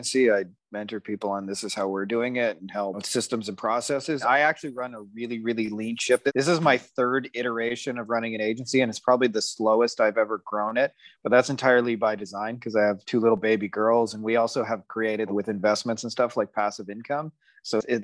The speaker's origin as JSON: {"language": "English", "town": "Windsor", "region": "Ontario", "country": "Canada", "tie": "born or raised there", "said": "in my hometown of Windsor, Ontario, Canada"}